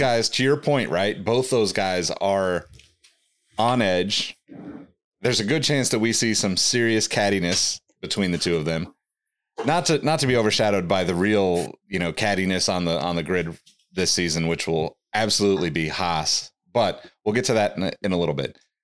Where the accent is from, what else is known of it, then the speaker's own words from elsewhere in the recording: Sacramento, California, United States; my hometown